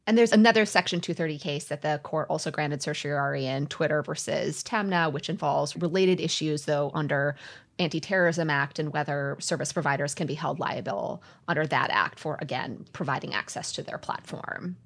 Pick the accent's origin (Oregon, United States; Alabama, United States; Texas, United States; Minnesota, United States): Minnesota, United States; I grew up in Minnesota